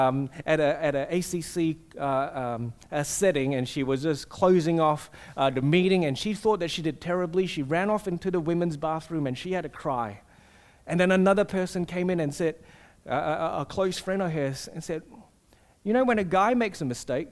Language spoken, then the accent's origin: English; Singapore; now in Australia; I grew up in Singapore